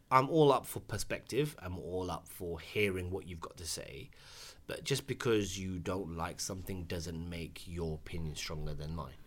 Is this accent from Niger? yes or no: no; United Kingdom; as a British Asian, As a clapped British Asian with a dead trim